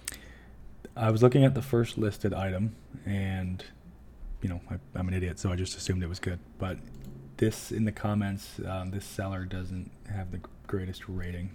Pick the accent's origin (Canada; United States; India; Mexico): Canada; we're Canadian